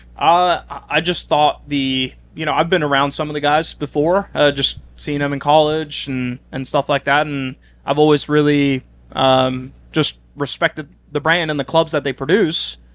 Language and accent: English; Oslo, Norway; moved away as an adult; I'm I'm from Oslo, the biggest city